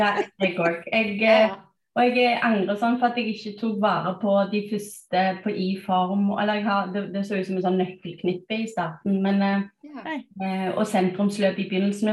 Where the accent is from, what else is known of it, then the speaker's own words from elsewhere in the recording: Stavanger, Rogaland, Norway; moved away as an adult; also born or lived in United States; now in Bærum, Norway; Jeg er opprinnelig fra Stavanger.